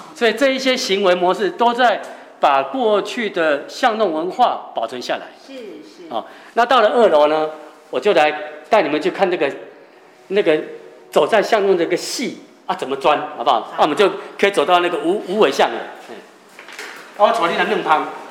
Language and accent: Chinese; Taiwan; 我们台湾人